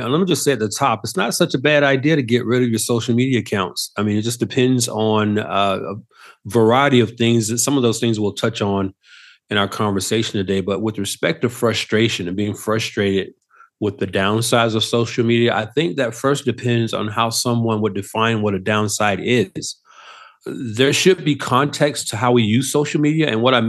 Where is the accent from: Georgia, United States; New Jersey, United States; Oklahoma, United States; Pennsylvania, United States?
Georgia, United States; Atlanta; who's on the East Coast in my hometown of Atlanta. I'm here on the West Coast in Southern California.